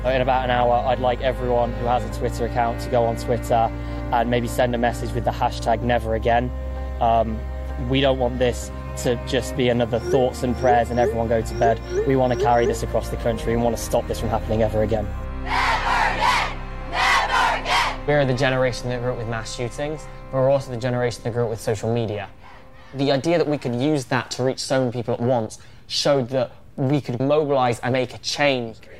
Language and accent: English; United Kingdom; now in Parkland, United States; I'm a British student at the school